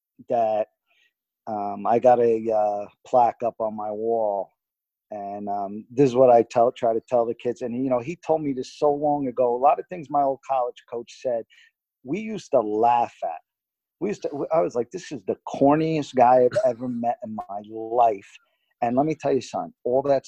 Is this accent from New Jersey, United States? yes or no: yes; Garfield, New Jersey, United States; moved away; I came from Garfield. There were no cars picking you up in Garfield